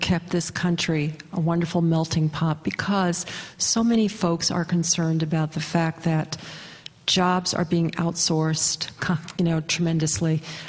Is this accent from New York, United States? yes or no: yes; New York City, New York, United States; I'm from Brooklyn, New York, also Flatbush.